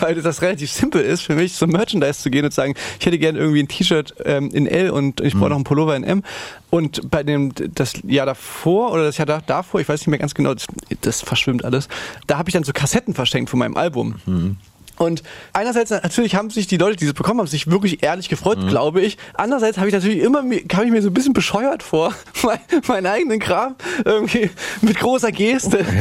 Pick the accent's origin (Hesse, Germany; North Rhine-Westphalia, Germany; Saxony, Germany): Saxony, Germany; foot of the Ore Mountains; dass man schon da, wo wir herkommen, da ist schon noch so, noch so am Fuße des Erzgebirges